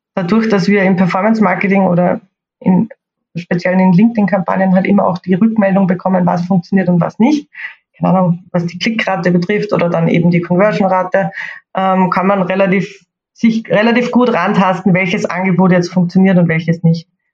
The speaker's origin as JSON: {"language": "German", "country": "Austria", "accent": "Austrian", "said": "ich komme, wie ihr wahrscheinlich hören könnt, aus Österreich. Ähm, ich versuche heute meinen österreichischen Akzent etwas zu verstecken"}